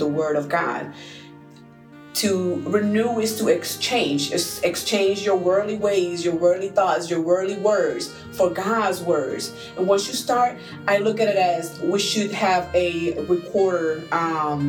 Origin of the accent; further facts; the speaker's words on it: Puerto Rico; moved away; I'm from an island, I'm from Puerto Rico